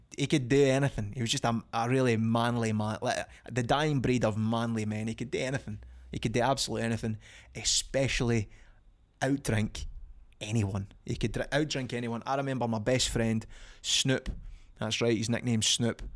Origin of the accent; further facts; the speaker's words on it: Falkirk, Scotland, United Kingdom; from Falkirk, my hometown